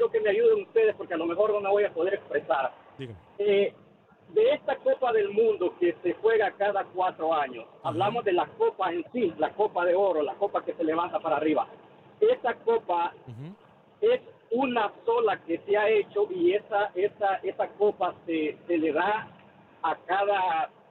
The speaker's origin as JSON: {"language": "Spanish", "country": "El Salvador", "moved": "yes", "lives_now": "Frisco, United States", "said": "yo soy salvadoreño"}